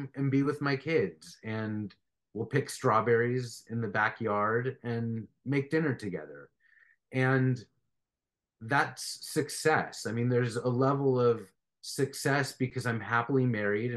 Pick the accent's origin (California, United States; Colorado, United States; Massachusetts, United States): California, United States; Beverly Hills; I grew up in Beverly Hills, and I went to Beverly Hills High School